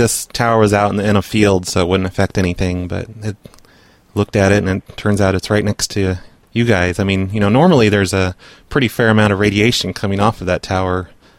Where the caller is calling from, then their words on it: New York, United States; I'm calling from New York.